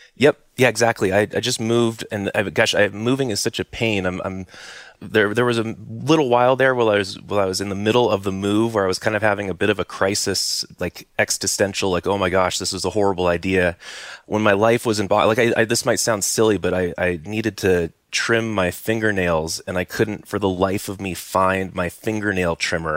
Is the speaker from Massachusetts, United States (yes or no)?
no; Silicon Valley, California, United States; also born or lived in Santa Cruz Mountains, California; I grew up in Silicon Valley